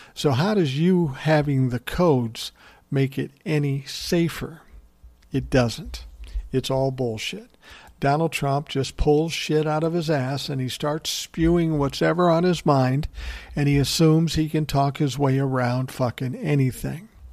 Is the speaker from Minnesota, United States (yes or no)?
yes; Minnesota, United States; my home state of Minnesota